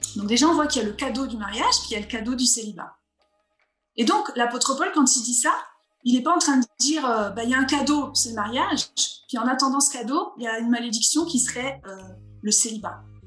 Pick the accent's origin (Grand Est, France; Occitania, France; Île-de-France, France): Grand Est, France; Vosges; moved away as an adult; also born or lived in Alsace; now in Montpellier, France; je suis plutôt une fille du Nord-Est. Hein. Je suis née dans les Vosges, j'ai habité en Alsace